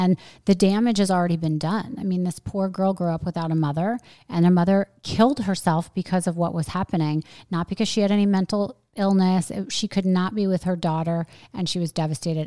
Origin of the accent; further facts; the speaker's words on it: New York, United States; moved away as an adult; now in Florida, United States; I'm really a New Yorker